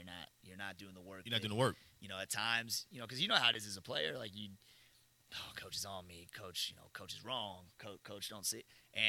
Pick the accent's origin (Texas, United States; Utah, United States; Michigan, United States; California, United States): Texas, United States; Houston; moved away as an adult; also born or lived in D.C. area; now in Thibodaux, United States; I'm from Houston, so like I've been around the Southland my whole life.